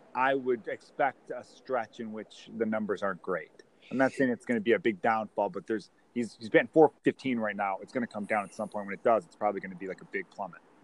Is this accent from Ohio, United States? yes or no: no; Chicago, Illinois, United States; I grew up in Chicago